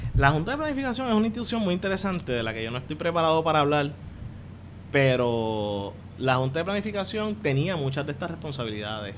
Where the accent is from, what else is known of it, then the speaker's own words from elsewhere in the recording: Caguas, Puerto Rico; moved away; also born or lived in United States; yo soy de Cagua que fue como uno de los primeros que empezó a recibir señal